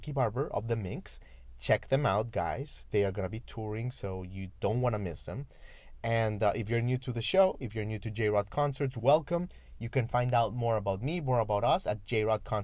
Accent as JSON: {"language": "English", "town": "Miami", "region": "Florida", "country": "United States", "moved": "as an adult", "lives_now": "Nashville, United States", "said": "I'm from Miami"}